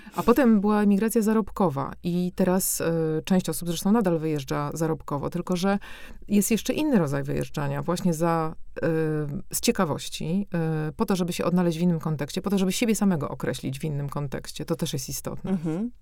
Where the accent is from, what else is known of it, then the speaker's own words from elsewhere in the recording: Warsaw, Masovian Voivodeship, Poland; moved away as an adult; now in Brussels, Belgium; urodziłam się na Ochocie warszawskiej, a wychowałam się od 5 25 roku życia już właśnie w tych blokach